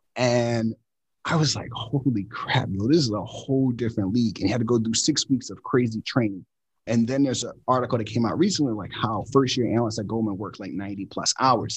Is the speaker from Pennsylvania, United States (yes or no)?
yes; Philadelphia, Pennsylvania, United States; I grew up in Philadelphia with six siblings, single parent household